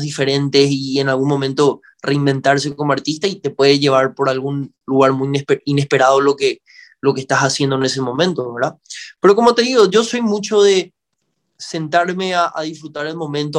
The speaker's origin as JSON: {"language": "Spanish", "country": "Paraguay", "said": "aquí en Paraguay"}